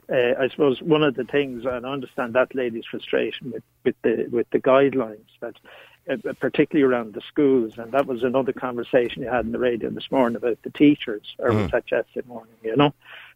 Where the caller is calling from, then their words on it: England, United Kingdom; Well, I'm phoning from England